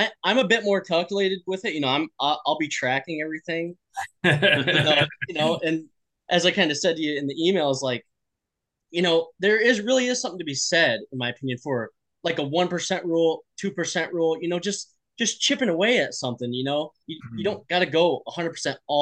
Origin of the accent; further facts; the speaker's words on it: Midwest, United States; we're from the Midwest